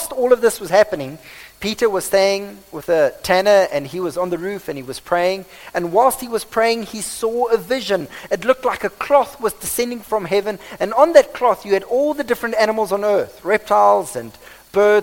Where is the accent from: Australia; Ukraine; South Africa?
South Africa; accent: Afrikaans; this is probably my Afrikaans accent